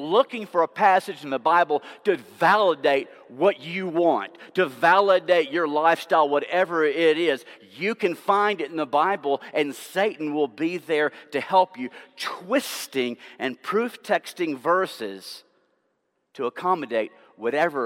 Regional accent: Tennessee, United States; my home state of Tennessee

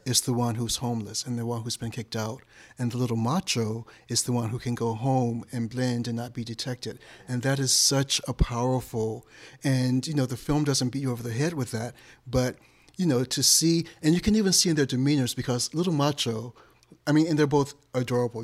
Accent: Detroit, Michigan, United States; moved away; I'm originally from Detroit.

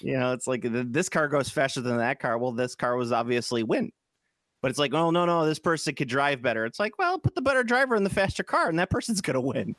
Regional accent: Chicago, Illinois, United States; I'm from Chicago

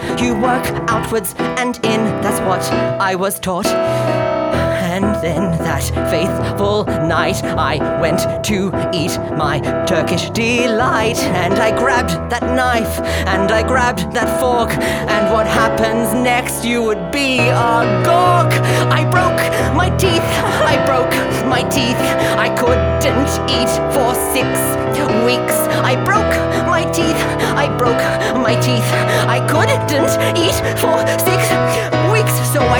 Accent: South Yarra, Victoria, Australia; When I was a little girl growing up in South Yarra, I went to get my dinner and I went, where's it, mother?

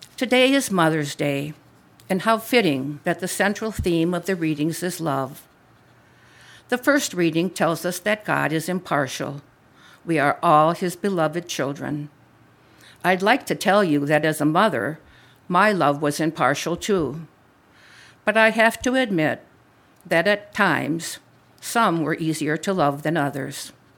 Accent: Wisconsin, United States; moved away as an adult; now in Libertyville, United States; I am a cradle Catholic, born and raised in Wisconsin, home of the Green Bay Packers.

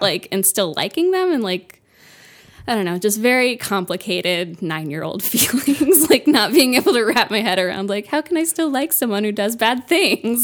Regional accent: Fort Lauderdale, Florida, United States; also born or lived in Pompano Beach, Florida; I'm from Florida

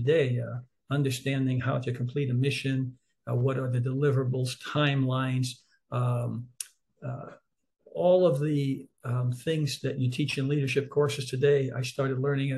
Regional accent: New York City, New York, United States; growing up in Harlem in New York City

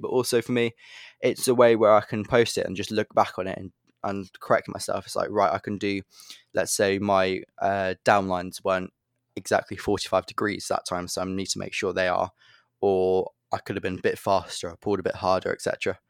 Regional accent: Tibenham, East of England, United Kingdom; because I come from Tibbenham Airfield, which is completely flat.

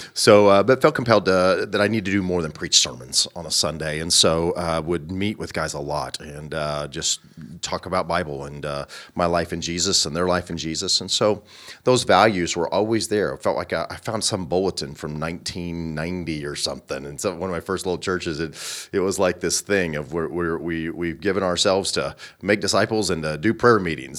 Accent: Southern Illinois, United States; moved away as an adult; also born or lived in Bolivar, Missouri; now in Kansas, United States; I'm from Southern Illinois

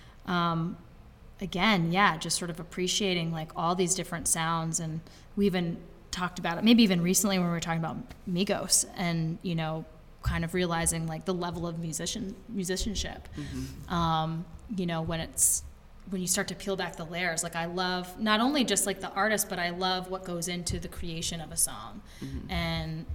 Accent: Brattleboro, Vermont, United States; I grew up in Brattleboro

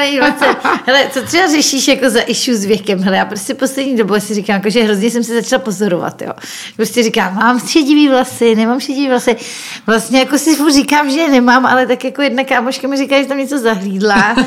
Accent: Czechia

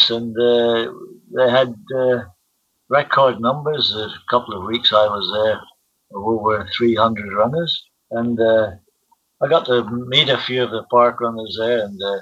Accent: Belfast, Northern Ireland, United Kingdom; moved away as an adult; now in Sunshine Coast, Australia; my hometown of Belfast, Northern Ireland.

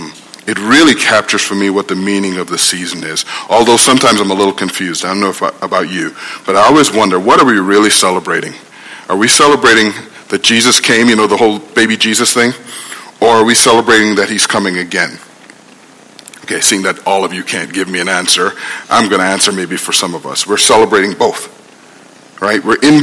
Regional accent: Guyana; We were born and raised in Guyana, you know. We had no context for this warrior with the beard, right?

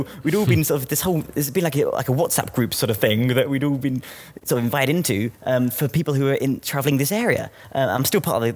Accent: United Kingdom; as a British citizen

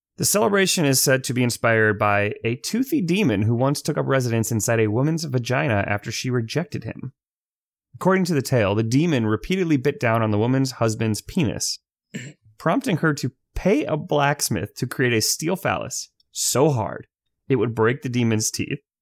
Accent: United States; I'm from America

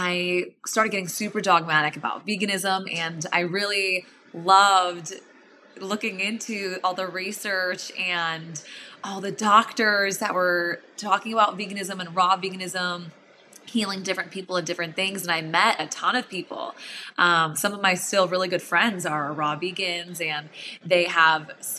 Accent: Illinois, United States; I grew up in Illinois

